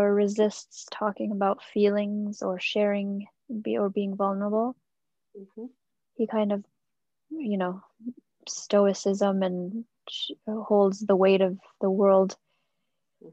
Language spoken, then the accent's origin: English; England, United Kingdom; moved away as an adult; I moved away from England, where all my family is